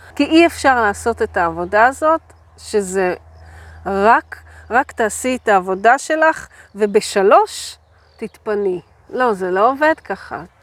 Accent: a kibbutz in the Beit She'an Valley, Northern District, Israel; אני גדלתי בקיבוץ בעמק בית שאן

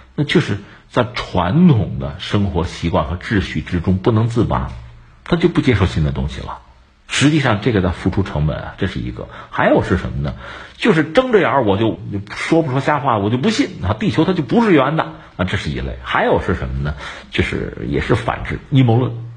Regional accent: China; 作为我们中国人

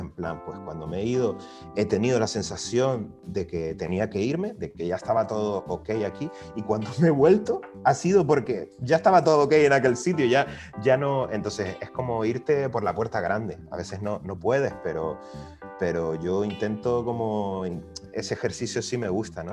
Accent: Canary Islands, Spain; also born or lived in Valencia; yo que vengo de Canarias

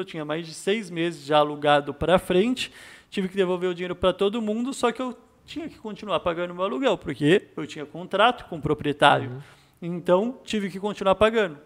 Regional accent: São Paulo, Brazil; moved away as an adult; also born or lived in Australia; sou da PEN, Zona Leste de São Paulo

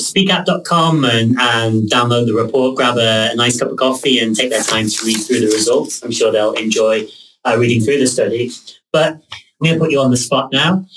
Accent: Liverpool, North West England, United Kingdom; moved away as an adult; now in Amsterdam, Netherlands; I mentioned that I was from Liverpool

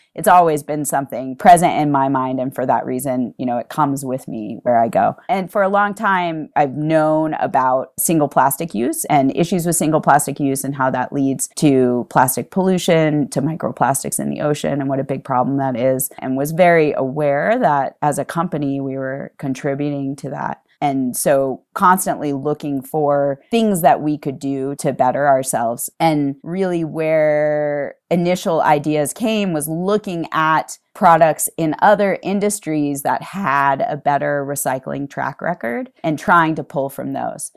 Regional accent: East Coast, United States; moved away as an adult; now in Utah, United States; I am from the East Coast originally, and I moved to Utah

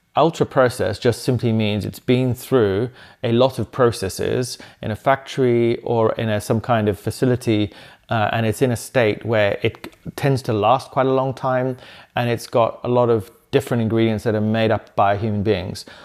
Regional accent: Zimbabwe; moved away; also born or lived in South London; when I grew up in Zimbabwe on the farm

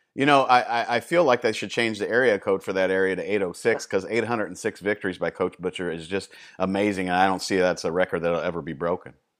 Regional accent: Indianapolis, Indiana, United States; moved away; I was born and raised in Indianapolis for 25 years

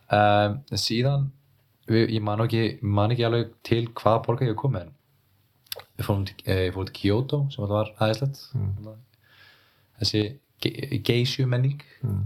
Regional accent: Iceland; moved away; also born or lived in Berlin; ég er frá Íslandi

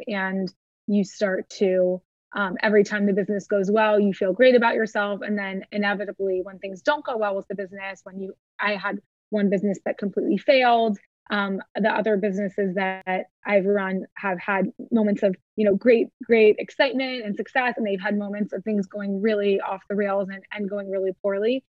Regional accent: Ohio, United States; moved away as an adult; also born or lived in Boston; now in Miami, United States; I grew up in Ohio and I grew up in like a pretty tight knit, very, you know, lovely um, Midwestern community

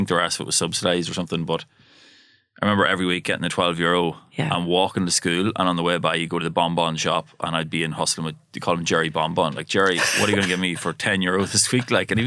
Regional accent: Monaghan, County Monaghan, Ireland; moved away; also born or lived in New York; I'm from Monaghan and my earliest memories growing up, we came from like a single parent kind of household, 5 kids.

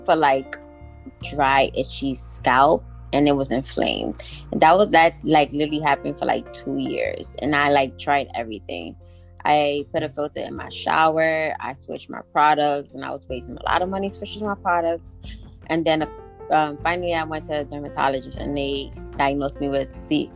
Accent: New York, United States; also born or lived in Guatemala; I was born and raised here in New York, but I was also raised in Guatemala

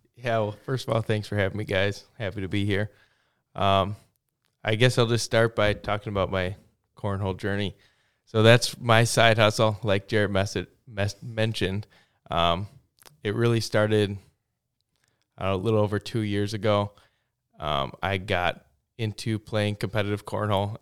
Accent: Plover, Wisconsin, United States; also born or lived in Stevens Point, Wisconsin; now in Waupaca, United States; I'm from Stevens Point

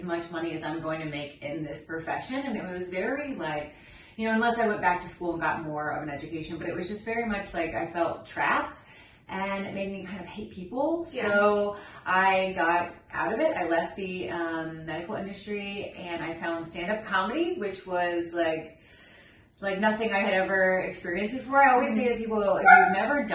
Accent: Kansas City, United States; moved away as an adult; now in Los Angeles, United States; I grew up in Kansas City

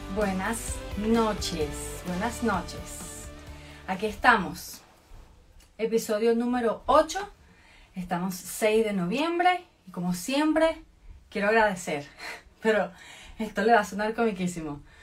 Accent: Venezuela; moved away as an adult; now in United States; yo soy venezolana.

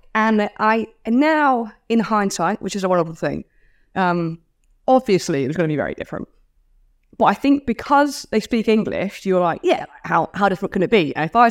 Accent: Australia; accent: Australian; So try to enunciate a little bit more, you know, say a little bit less slang, but no, still speak Aussie.

